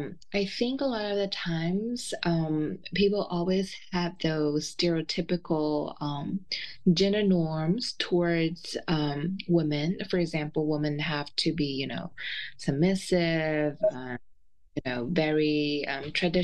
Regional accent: China; moved away as an adult; I was born and raised in China

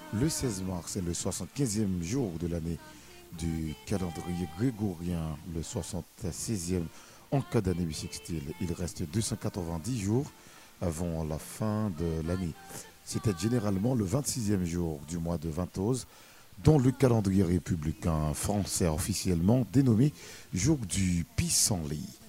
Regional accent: Bombardopolis, Nord-Ouest, Haiti; ma ville natale, Bombarde de police la cité hospitalière

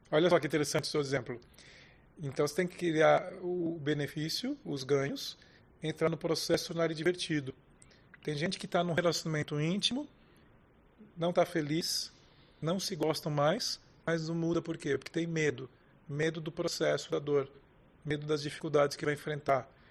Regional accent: Brazil; como brasileiros

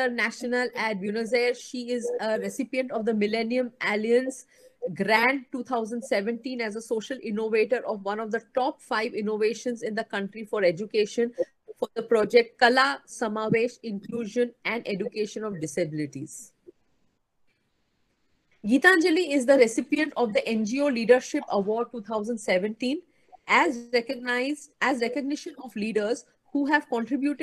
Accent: Mumbai, Maharashtra, India; also born or lived in Mohali; I am basically from Mumbai

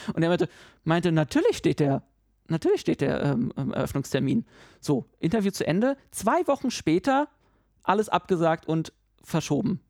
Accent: Berlin, Germany; moved away; ich bin Berliner

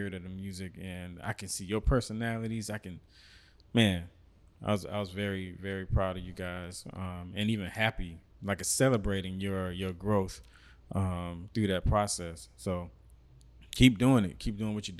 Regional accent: Miami, Florida, United States; moved away; since I was in high school back in Miami

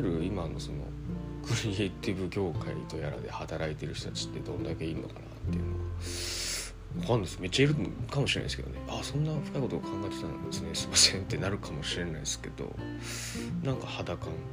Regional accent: Osaka, Japan; moved away; 大阪僕の実家

